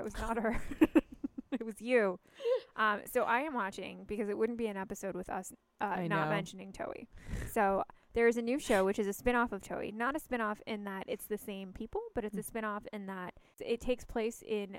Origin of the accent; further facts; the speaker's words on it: United States; I'm American